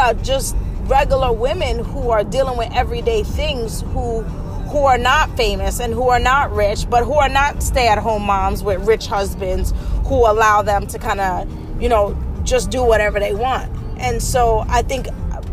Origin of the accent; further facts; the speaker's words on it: New York City, New York, United States; I'm from the Bronx, like born and raised